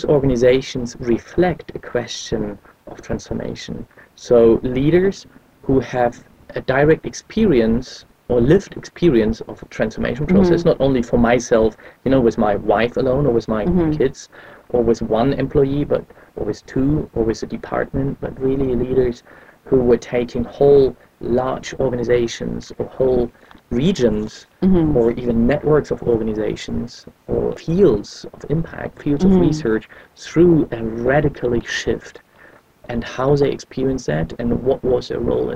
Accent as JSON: {"language": "English", "region": "eastern Germany", "country": "Germany", "tie": "born or raised there", "said": "I was born in Eastern Germany, which no, doesn't exist anymore."}